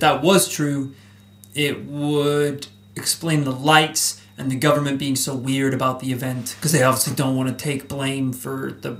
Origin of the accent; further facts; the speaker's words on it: Northern Ireland, United Kingdom; we grew up in the Windy City, Northern Ireland.